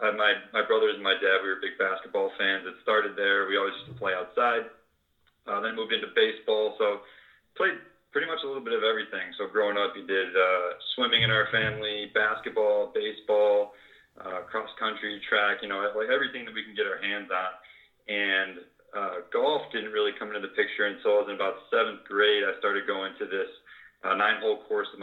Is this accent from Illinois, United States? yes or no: yes; Chicago, Illinois, United States; Chicago, born and raised. So, always suburbs, and still in the same town as when I grew up